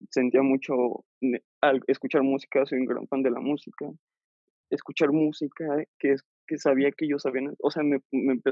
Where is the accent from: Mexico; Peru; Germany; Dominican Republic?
Mexico; León, Guanajuato; como ya no vive aquí en León, yo soy de León